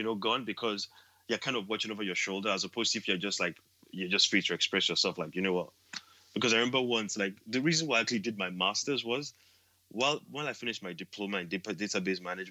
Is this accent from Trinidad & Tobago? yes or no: no; Nigeria; moved away as an adult; also born or lived in Edinburgh, United Kingdom; now in United Kingdom; being a Nigerian, you know, being kind of an immigrant as well